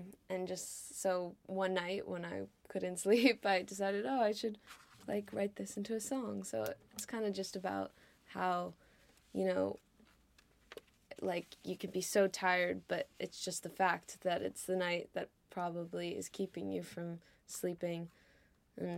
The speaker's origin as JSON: {"language": "English", "region": "California", "country": "United States", "moved": "as an adult", "lives_now": "Liverpool, United Kingdom", "said": "I'm from California and we've lived there"}